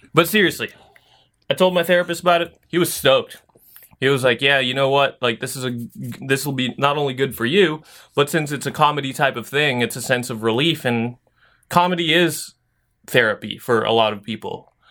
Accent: Philippines

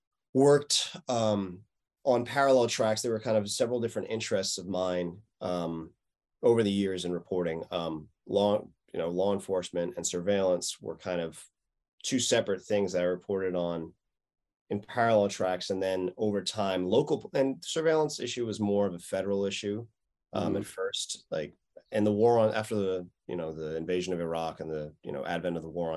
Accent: New York City, New York, United States; now in California, United States; But I grew up in New York City, and we moved to Manhattan when I was two or one. So for all intents and purposes, I'm a New Yorker. And I moved out to California in 2008.

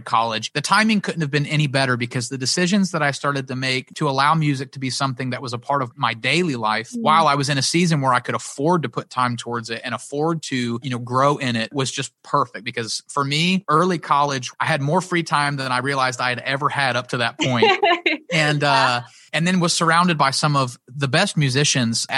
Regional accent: Pensacola, Florida, United States; also born or lived in Nashville; I didn't really have a ton of friends in Pensacola when we moved back from South Florida

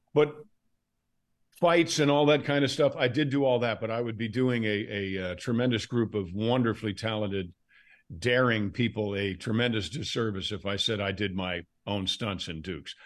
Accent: Fulton County, Georgia, United States; also born or lived in Westchester County, New York; I was born in Westchester County, New York, and I went to high school in Fulton County, Georgia

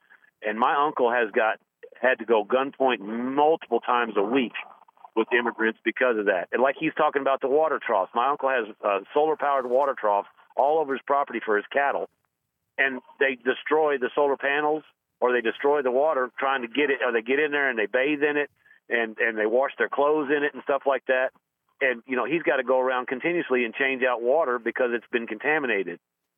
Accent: Texas, United States; now in Georgia, United States; I'm a transplant from Texas. I moved here in 2000 because of a job relocation.

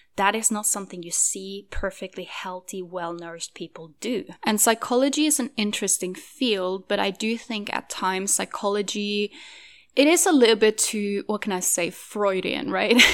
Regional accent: Norway; moved away; I am currently in Norway, which is my home country

